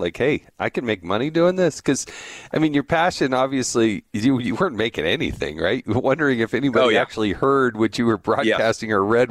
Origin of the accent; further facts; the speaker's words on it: United States; also born or lived in Arizona / California; I grew up in Arizona, California.